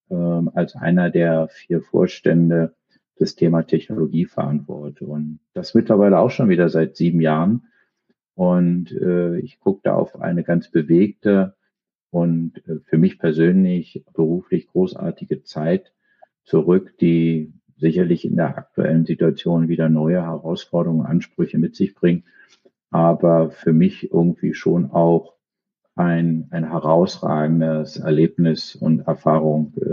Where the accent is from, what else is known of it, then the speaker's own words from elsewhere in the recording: Berlin, Germany; also born or lived in Copenhagen, Denmark; Ich bin in Berlin geboren, ähm, noch zu Zeiten äh, der Mauer äh, im westlichen Teil der Stadt, bin da auch äh, lange gewesen, habe mal auch woanders zwischenzeitlich familiär bedingt durch meine Eltern äh, gelebt in Kopenhagen, aber äh, bin Berliner